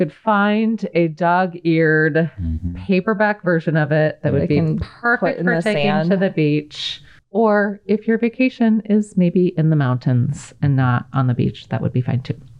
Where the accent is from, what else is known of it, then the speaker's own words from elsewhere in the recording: Colorado, United States; so I grew up in Colorado, which is the unbeachiest place you can imagine.